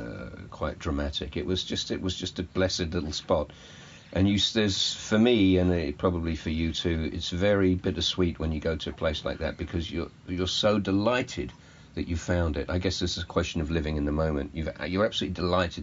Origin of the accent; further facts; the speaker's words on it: England, United Kingdom; I'm the Englishman